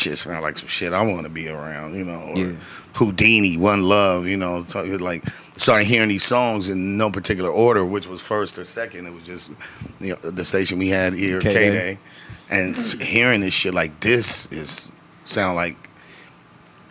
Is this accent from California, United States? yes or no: yes; Los Angeles, California, United States; growing up in Watts